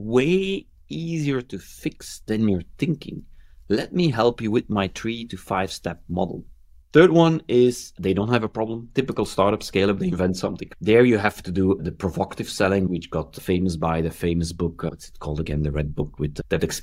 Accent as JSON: {"language": "English", "country": "Belgium", "said": "I'm from Belgium"}